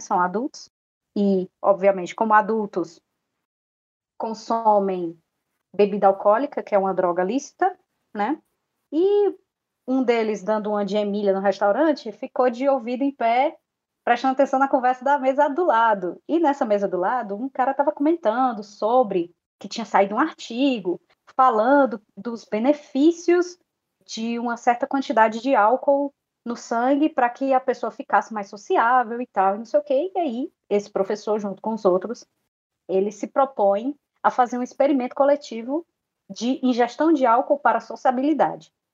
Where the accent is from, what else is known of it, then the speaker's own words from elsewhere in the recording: Brazil; nós, como brasileiros